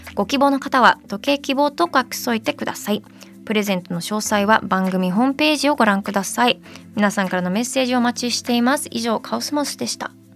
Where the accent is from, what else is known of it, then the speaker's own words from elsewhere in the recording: Detroit, Michigan, United States; moved away; 我が故郷のアメリカミシガン州デトロイト